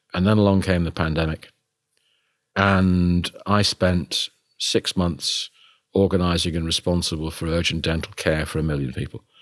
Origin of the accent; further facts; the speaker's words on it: United Kingdom; me being British